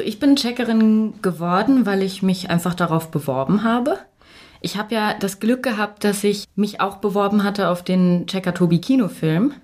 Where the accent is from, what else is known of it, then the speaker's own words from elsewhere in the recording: Hanover, Lower Saxony, Germany; ich komme nicht aus München. Ich äh, komme aus Hannover